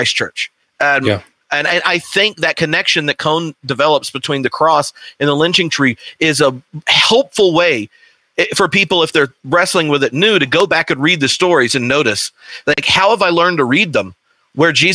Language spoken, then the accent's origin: English; the South, United States; growing up in the South in a Baptist context